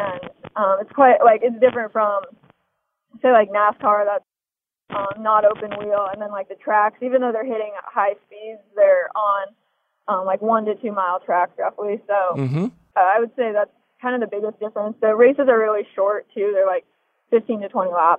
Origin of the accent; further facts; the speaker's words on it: Des Moines, Iowa, United States; I was born and raised in Des Moines, Iowa